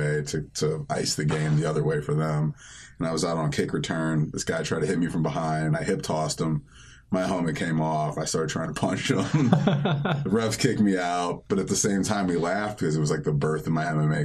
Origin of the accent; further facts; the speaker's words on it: Kent, Ohio, United States; I'm originally from Kent, Ohio, three-sport athlete, football, wrestling, and track